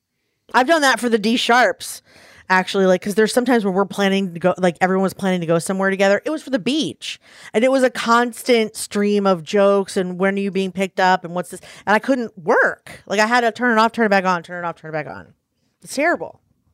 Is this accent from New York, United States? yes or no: no; Baltimore, Maryland, United States; First of all, we're from Baltimore, and then before that, Russia. We never owned any families.